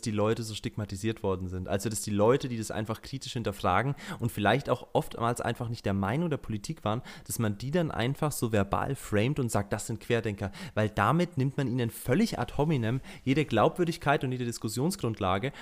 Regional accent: Germany; bei uns in Deutschland

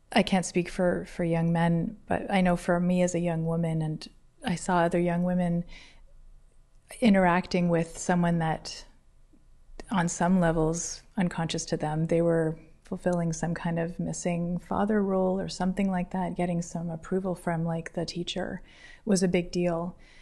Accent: Toronto, Ontario, Canada; moved away as an adult; now in Guelph, Canada; I'm from Toronto

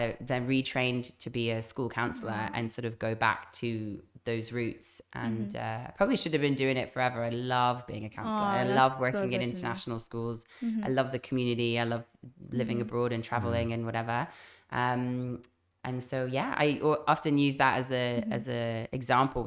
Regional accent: Zimbabwe; moved away as an adult; also born or lived in London / Zambia / Canada; now in Phuket, Thailand; I grew up in Zambia and Zimbabwe

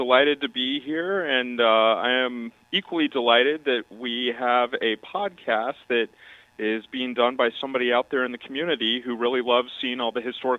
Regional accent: Lexington, Kentucky, United States; moved away as an adult; also born or lived in Bloomington, Indiana; I am Kentucky born and raised. I'm from Lexington originally, but I spent the past 18 years or so of my life living out of state.

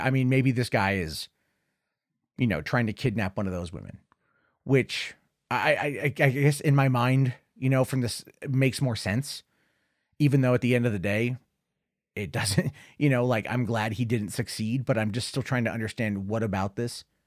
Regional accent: Oregon, United States; Oregon, my home state

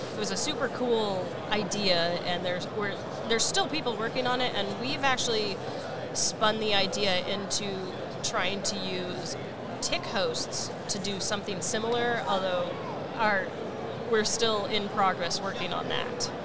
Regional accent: Washington, United States; a kid from Washington State

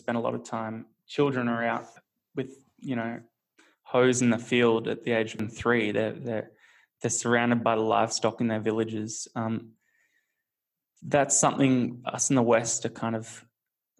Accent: Australia; growing up in Australia

